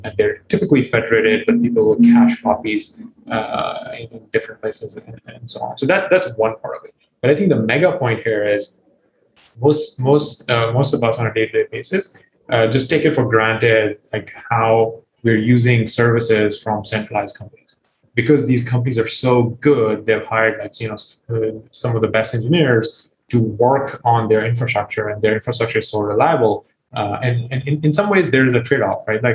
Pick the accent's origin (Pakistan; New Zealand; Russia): Pakistan; moved away; I grew up in Pakistan